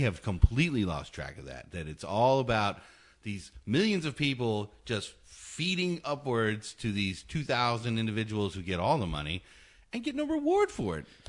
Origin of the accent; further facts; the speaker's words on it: Hawaii, United States; I was born in Hawaii